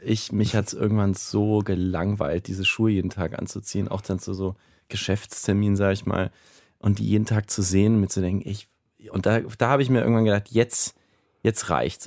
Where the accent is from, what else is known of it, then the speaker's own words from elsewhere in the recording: Nuremberg, Bavaria, Germany; now in New York, United States; Ich stamme ursprünglich aus Nürnberg